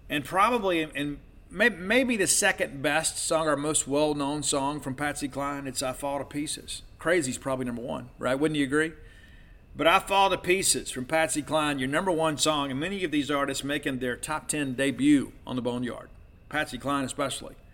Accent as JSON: {"language": "English", "region": "the South", "country": "United States", "tie": "born or raised there", "said": "I'm not a country music guy, but I'll tell you this growing up in the South, you kind of had to be because those were the only radio stations that you could pick up when you traveled."}